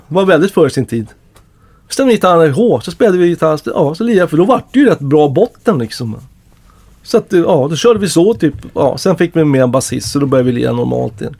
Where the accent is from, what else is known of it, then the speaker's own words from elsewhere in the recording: Stockholm, Stockholm County, Sweden; under hela min uppväxt liksom i norra Ängby